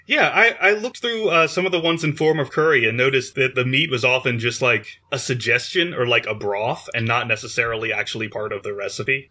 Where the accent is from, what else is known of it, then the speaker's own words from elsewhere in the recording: Maryland, United States; I grew up in Maryland, where salt and vinegar on your fries are pretty standard